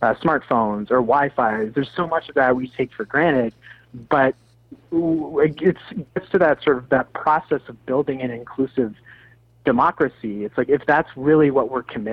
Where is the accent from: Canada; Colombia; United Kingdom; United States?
Canada; Sarnia, Ontario; I grew up in Sarnia.